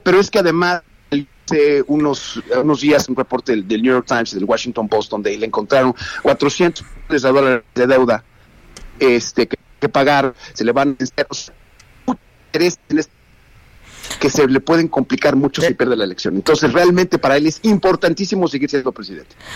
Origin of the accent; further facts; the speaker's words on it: Mexico; los mexicanos somos tal por cual